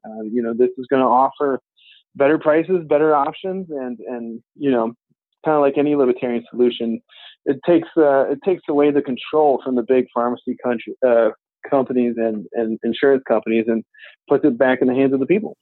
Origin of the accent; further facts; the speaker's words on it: Bexley, Ohio, United States; here in my hometown, Bexley, Ohio